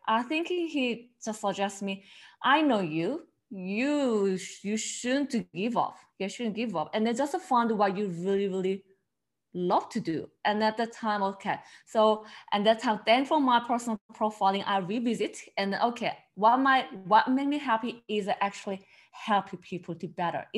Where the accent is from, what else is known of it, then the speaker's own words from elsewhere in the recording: Seoul, South Korea; English is a second language; moved away as an adult; now in Melbourne, Australia; they probably catch from my accent, I'm originally from South Korea, the Seoul